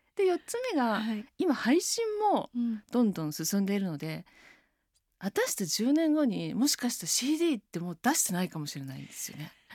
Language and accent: Japanese; Taito, Tokyo, Japan; also born or lived in France; 私台東区出身なんですけど